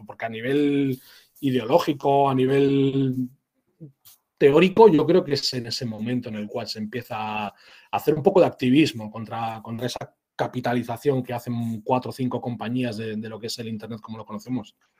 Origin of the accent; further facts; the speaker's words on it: San Sebastián, Basque Country, Spain; soy un vasco, como has comentado, Lucas, y, sí, bueno, soy de, San Sebastián, de, la capital de Guipúzcoa